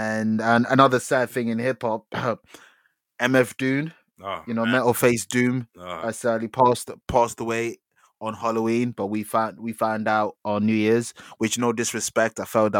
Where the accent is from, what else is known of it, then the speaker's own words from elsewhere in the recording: London, United Kingdom; we're from Newham